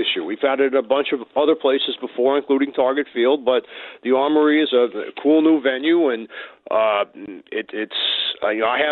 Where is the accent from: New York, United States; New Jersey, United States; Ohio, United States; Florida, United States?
New York, United States; Long Island; moved away as an adult; now in Minnesota, United States; I'm from Long Island originally